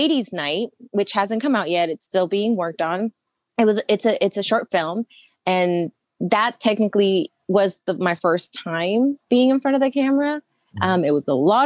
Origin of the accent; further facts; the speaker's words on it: El Monte, California, United States; I grew up in Los Angeles